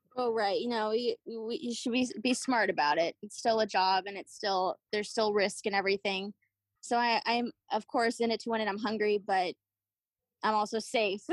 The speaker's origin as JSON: {"language": "English", "town": "Austin", "region": "Texas", "country": "United States", "tie": "born or raised there", "lives_now": "San Antonio, United States", "said": "I was born in Austin, and then my parents moved us, relocated us to San Antonio"}